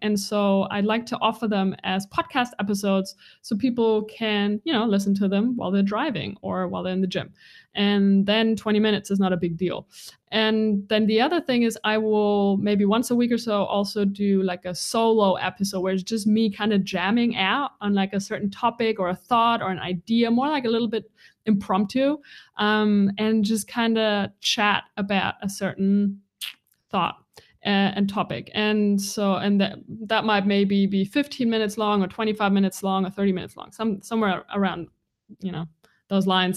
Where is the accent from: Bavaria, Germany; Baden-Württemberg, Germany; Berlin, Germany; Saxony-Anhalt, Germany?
Bavaria, Germany; moved away; also born or lived in Bali; This is where I was born, in this little tiny town in Bavaria. It's about an hour north of Munich.